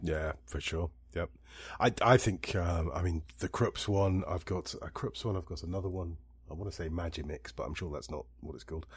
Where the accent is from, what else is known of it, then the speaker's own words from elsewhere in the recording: Scotland, United Kingdom; now in Italy; I'm more Scottish than Irish